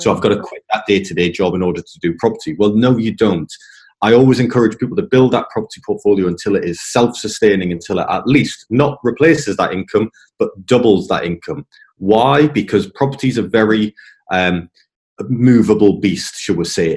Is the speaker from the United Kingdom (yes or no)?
yes; England, United Kingdom; moved away; also born or lived in Scotland; coming from England, you know, I'm in English.